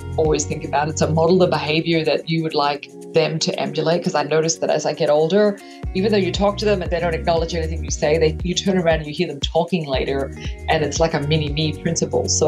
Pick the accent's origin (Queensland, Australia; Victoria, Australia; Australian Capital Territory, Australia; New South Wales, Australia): Queensland, Australia; Mareeba, far north; moved away as an adult; also born or lived in Houston, Texas; now in United States; I grew up in far north Queensland in a place called Merewini